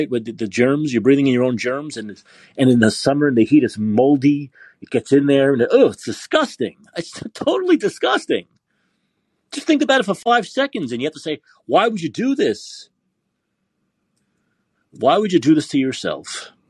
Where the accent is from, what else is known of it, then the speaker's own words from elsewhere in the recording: Canada; Yes, I'm Canadian in Calgary, and there's huge problems lately with distraction, robberies, and pickpocketing and purse thefts.